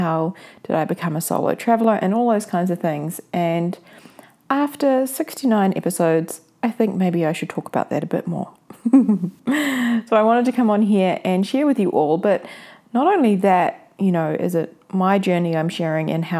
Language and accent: English; New Zealand; I will be in New Zealand, back in my hometown.